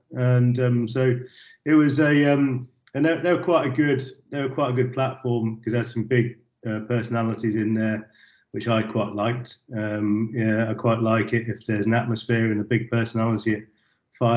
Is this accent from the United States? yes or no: no; Warwickshire, West Midlands, United Kingdom; moved away as an adult; I come from Warwickshire in the countryside